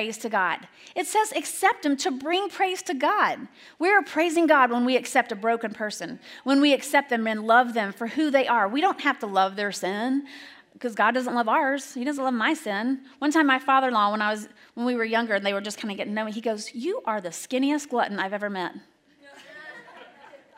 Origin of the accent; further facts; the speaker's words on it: Alabama, United States; moved away; I grew up in Alabama.